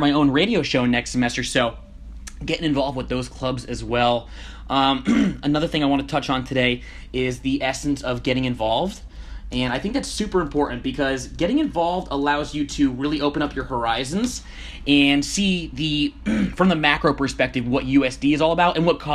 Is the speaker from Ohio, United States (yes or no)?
no; Connecticut, United States; moved away as an adult; Connecticut, my hometown